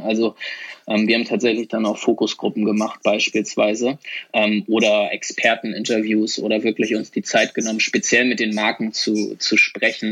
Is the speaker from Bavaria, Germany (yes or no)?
no; Hamburg, Germany; also born or lived in Sweden; ich komme nämlich auch aus Hamburg